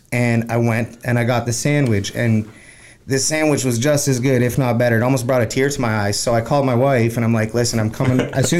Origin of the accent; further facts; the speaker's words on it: Toronto, Ontario, Canada; moved away as an adult; also born or lived in Winnipeg, Manitoba; now in Vancouver, Canada; So now I'm out here, and I love it out here. I love the West Coast. It's, even though I was born in Winnipeg, raised in Toronto, I've always felt like I belonged out here.